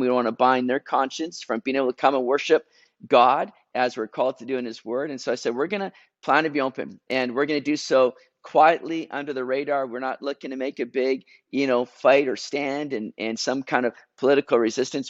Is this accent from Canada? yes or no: yes; Canada; I'm being Canadian now